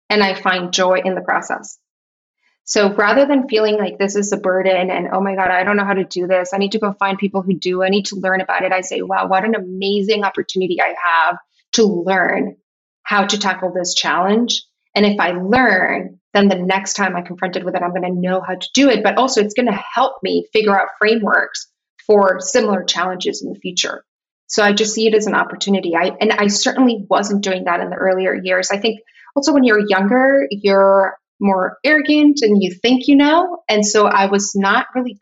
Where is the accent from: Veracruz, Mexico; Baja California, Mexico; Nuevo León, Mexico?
Baja California, Mexico; Tijuana; moved away as an adult; also born or lived in San Diego / New York; now in Miami, United States; I grew up in Tijuana. I was there for 18 years of my life and I left for college